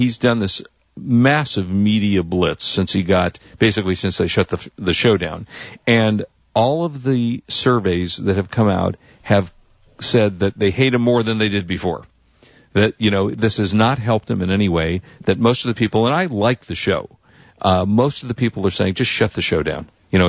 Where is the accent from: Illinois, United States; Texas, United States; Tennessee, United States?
Illinois, United States; Chicago; born there; So I was born in Chicago.